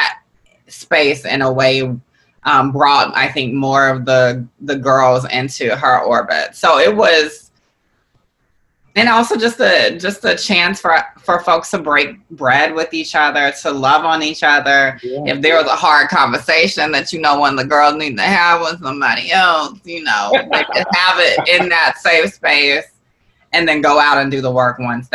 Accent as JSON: {"language": "English", "region": "Georgia", "country": "United States", "said": "I'm not from New Orleans. I'm not from Louisiana. I'm from Georgia. I'm a Southern woman"}